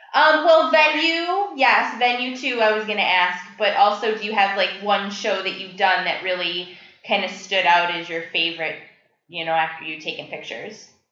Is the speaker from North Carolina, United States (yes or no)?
yes; North Carolina, United States; I was born and raised in North Carolina